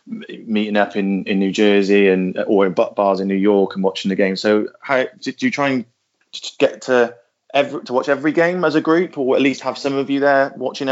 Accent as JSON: {"language": "English", "town": "Gloucester", "region": "South West England", "country": "United Kingdom", "said": "I'm from Gloucester."}